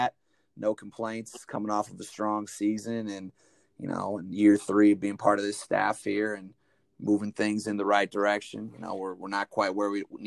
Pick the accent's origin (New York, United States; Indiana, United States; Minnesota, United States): Indiana, United States; Northwest; where I grew up, Northwest Indiana, better known as to the people around there and people that have a understanding of Indiana, the region